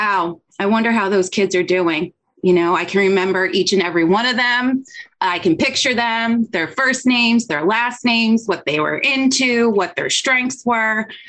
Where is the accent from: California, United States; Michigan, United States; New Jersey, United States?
New Jersey, United States; Hunterdon County; I'm from New Jersey. The school was actually a county over from me. I grew up in Hunterdon County